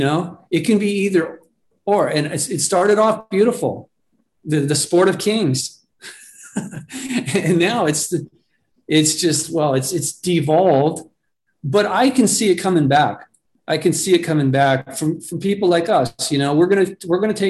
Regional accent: Malibu, California, United States; growing up in Malibu

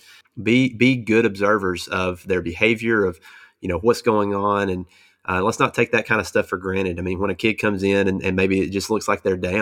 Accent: United States; we as American Christians

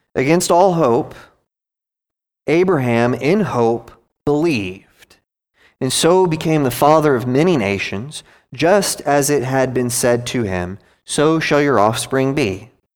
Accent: United States; also born or lived in Gwinnett County, Georgia; I'm an American

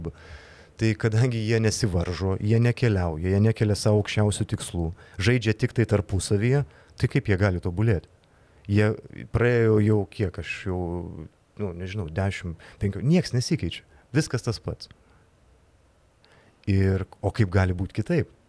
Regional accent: Lithuania; galbūt mes lietuviai

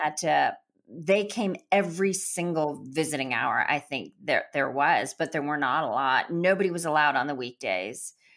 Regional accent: Chennai, Tamil Nadu, India; I was born in the south of India in Madras, which is called Chennai now

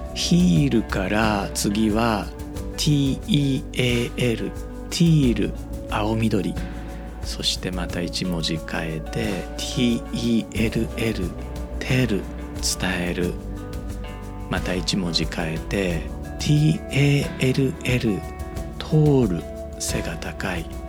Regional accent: Osaka, Japan; accent: Kamigata dialect; 僕 大阪育ちなので、まあ、正確に言うとネイティブの大阪人ではないかもしれないんですが

